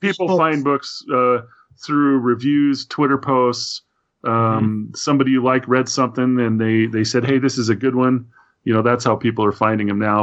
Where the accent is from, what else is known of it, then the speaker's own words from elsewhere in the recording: Idaho Falls, Idaho, United States; moved away as an adult; also born or lived in Tucson, Arizona; I grew up in Idaho Falls, Idaho, which has got to be that small town.